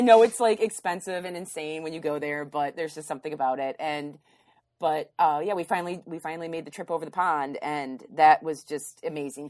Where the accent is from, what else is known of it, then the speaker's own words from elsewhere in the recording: Grand Haven, Michigan, United States; growing up in Grand Haven, we had, I, we lived in a wooded area